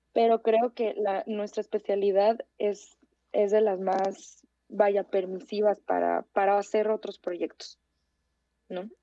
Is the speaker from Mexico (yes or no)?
yes; Tijuana, Baja California, Mexico; moved away as an adult; now in Mexico City, Mexico; yo, por ejemplo, soy de, de Tijuana, y, que yo me fui a vivir a la Ciudad de México